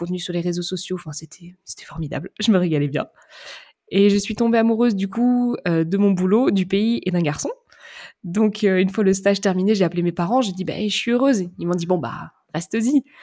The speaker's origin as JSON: {"language": "French", "town": "Saint-Jean-de-Monts", "region": "Pays de la Loire", "country": "France", "tie": "born or raised there", "said": "moi, je suis née dans un petit bled en Vendée, à Saint-Jean-de-Mont précisément"}